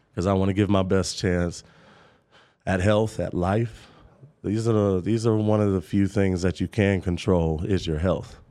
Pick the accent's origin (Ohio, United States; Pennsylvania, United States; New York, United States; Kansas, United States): Kansas, United States; Topeka; I'm from Topeka, Kansas